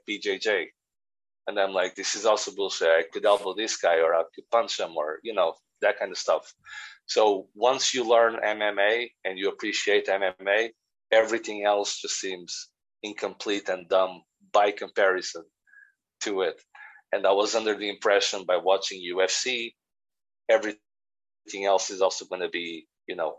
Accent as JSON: {"language": "English", "country": "Portugal", "moved": "yes", "lives_now": "Northern Ireland, United Kingdom", "said": "I'm from Portugal"}